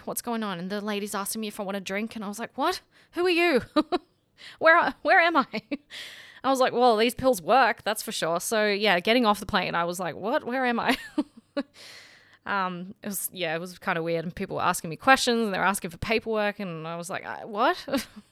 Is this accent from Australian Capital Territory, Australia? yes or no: no; Sydney, New South Wales, Australia; moved away as an adult; I'm from Sydney. That's where my friends and family are.